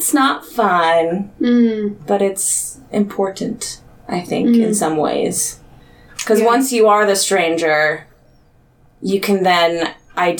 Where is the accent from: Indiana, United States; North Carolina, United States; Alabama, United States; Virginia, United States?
Virginia, United States; Haymarket; moved away as an adult; also born or lived in Wichita, Kansas; now in Kansas City, United States; I grew up, for the most part, out in Haymarket, Virginia